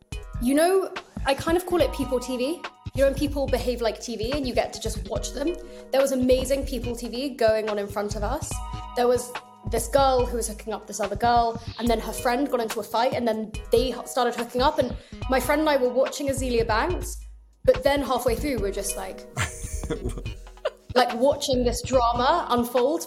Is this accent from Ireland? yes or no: no; England, United Kingdom; I'm English